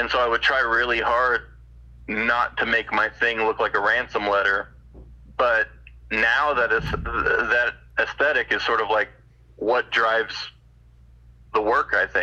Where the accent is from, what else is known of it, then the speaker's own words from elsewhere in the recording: California, United States; now in Arizona, United States; I was born in California and lived there for many years, and every time I go back, I feel like I'm home